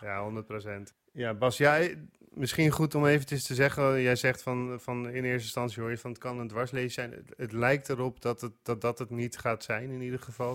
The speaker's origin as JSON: {"language": "Dutch", "country": "Netherlands", "said": "als Nederlander"}